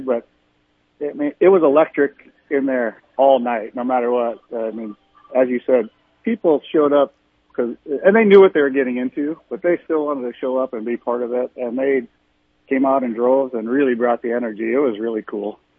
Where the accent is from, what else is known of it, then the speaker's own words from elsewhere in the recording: New York City, New York, United States; moved away as an adult; now in Midwest, United States; I grew up in Brooklyn, New York